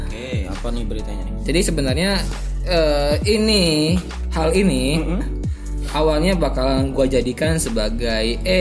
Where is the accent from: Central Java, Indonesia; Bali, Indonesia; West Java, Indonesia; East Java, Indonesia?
West Java, Indonesia; kita sebagai orang Sunda tapi nggak diajak ya